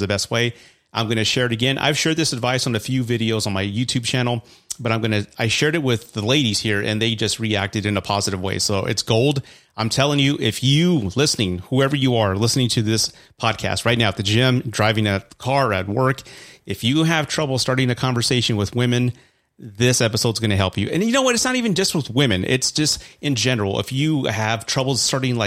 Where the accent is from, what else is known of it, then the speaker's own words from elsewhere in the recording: San Antonio, Texas, United States; I'm from San Antonio